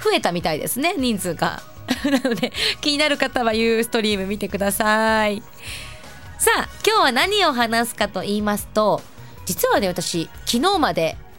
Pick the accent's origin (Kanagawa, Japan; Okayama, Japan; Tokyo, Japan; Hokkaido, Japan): Hokkaido, Japan; Asahikawa; moved away; 旭 川出身、旭川観光大使の